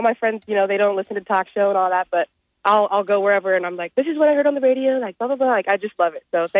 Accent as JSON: {"language": "English", "town": "Omaha", "region": "Nebraska", "country": "United States", "said": "I'm from Omaha."}